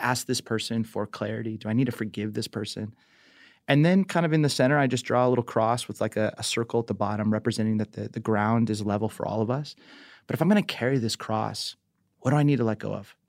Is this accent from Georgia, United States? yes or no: no; Southern California, United States; growing up in Southern California